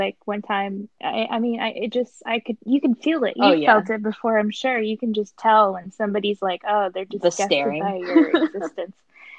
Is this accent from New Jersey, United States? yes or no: no; Utah, United States; born there; I've seen a lot of Mormons because I was born in Utah